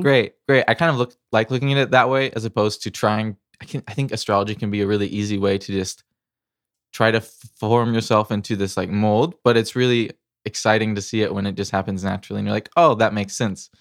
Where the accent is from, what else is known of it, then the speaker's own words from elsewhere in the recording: Missouri, United States; I grew up in the Midwest, Missouri